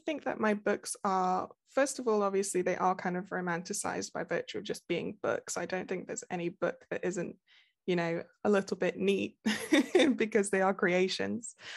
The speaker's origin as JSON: {"language": "English", "town": "Nottingham", "region": "East Midlands", "country": "United Kingdom", "said": "I am from the U K. I'm from Nottingham, uh, like Robin Hood."}